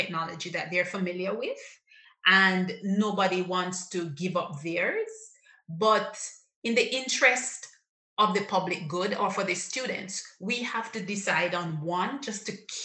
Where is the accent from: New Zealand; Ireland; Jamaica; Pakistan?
Jamaica; I'm a Jamaican, I understand the Jamaican psyche